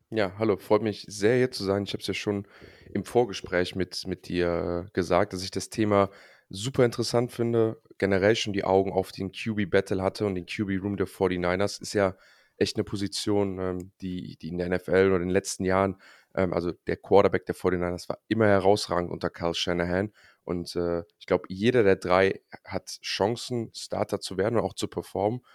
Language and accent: German; Cologne, North Rhine-Westphalia, Germany; also born or lived in United States / Stockholm; hier in Köln, in meiner Heimatstadt